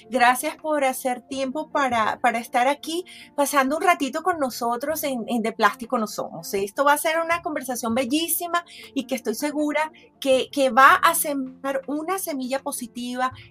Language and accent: Spanish; Mexico